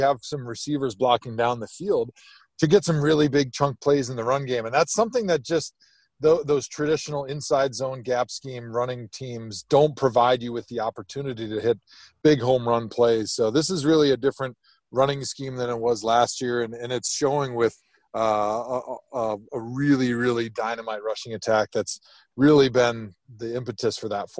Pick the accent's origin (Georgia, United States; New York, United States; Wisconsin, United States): Wisconsin, United States; moved away; I grew up in Wisconsin. I grew up a big Packers fan.